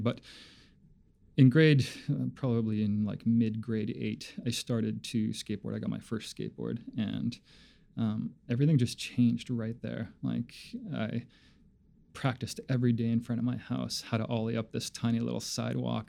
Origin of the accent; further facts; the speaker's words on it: Labrador City, Newfoundland and Labrador, Canada; growing up in in Labrador City was fantastic.